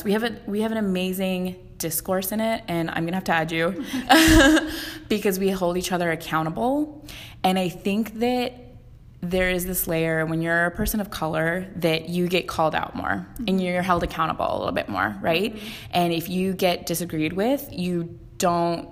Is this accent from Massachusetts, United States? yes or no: no; Westlake Village, California, United States; I was raised in Westlake Village and like went to Cabo every summer